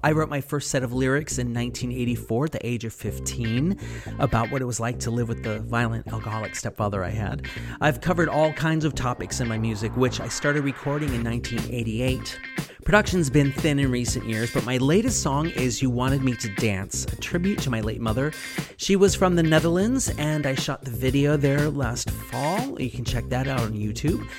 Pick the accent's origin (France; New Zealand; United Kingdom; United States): United States; moved away as an adult; now in Prince Edward Island, Canada; I came to PEI 16 years ago this month, and I realize that still makes me a CFA for the most part, especially because I'm American